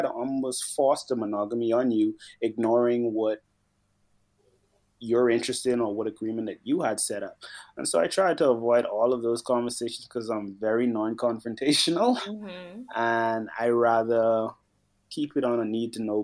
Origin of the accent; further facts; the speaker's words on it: Bahamas; I'm from the Bahamas.